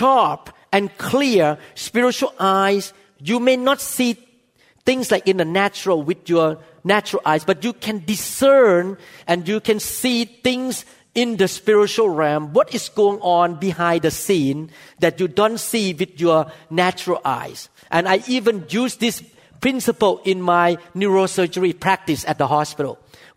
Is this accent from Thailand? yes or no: yes; Thailand; moved away; I came from Thailand. I saw all kinds of spiritual things in Thailand